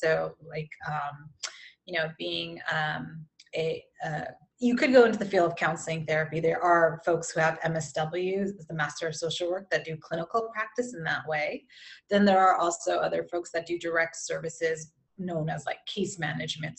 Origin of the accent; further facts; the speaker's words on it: California, United States; moved away; I'm from California originally